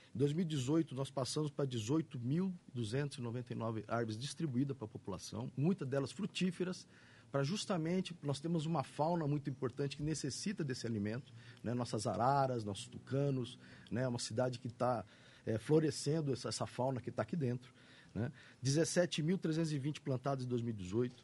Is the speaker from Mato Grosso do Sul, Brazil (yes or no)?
yes; Campo Grande, Mato Grosso do Sul, Brazil; Eu sou, nasci aqui, né, Nasci na Cano Mariano, sou Campo Grandense, minha família é toda daqui